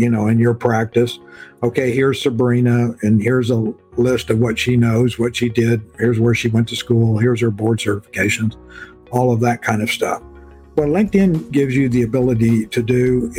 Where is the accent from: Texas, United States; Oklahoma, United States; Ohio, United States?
Texas, United States; South; moved away as an adult; I grew up in South Texas